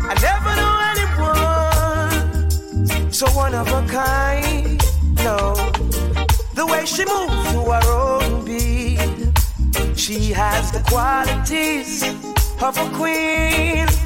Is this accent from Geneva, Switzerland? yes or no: no; Zurich, Switzerland; Switzerland and … from Zurich.